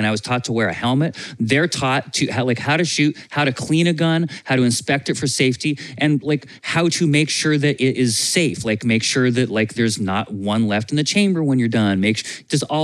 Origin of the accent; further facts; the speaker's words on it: Vermont, United States; I grew up in Vermont, and Vermont has a hunting culture for food